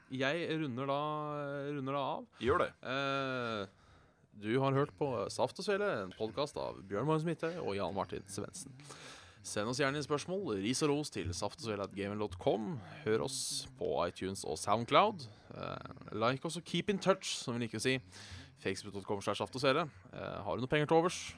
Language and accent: Norwegian; Hønefoss, Buskerud, Norway; å være fra Hønefoss